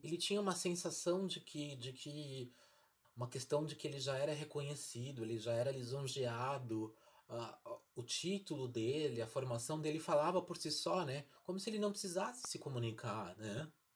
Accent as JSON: {"language": "Portuguese", "country": "Brazil"}